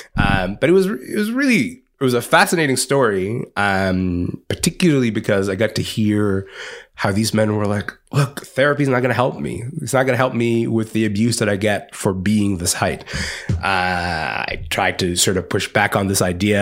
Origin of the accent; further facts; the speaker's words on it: Kingston, Ontario, Canada; growing up in Kingston, Ontario